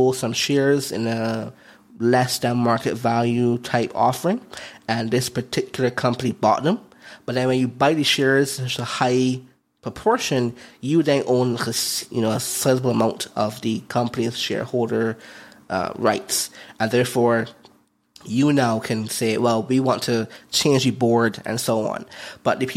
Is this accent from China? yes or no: no; Barbados; moved away; also born or lived in Philippines; I'm from Barbados, so I have a Barbados passport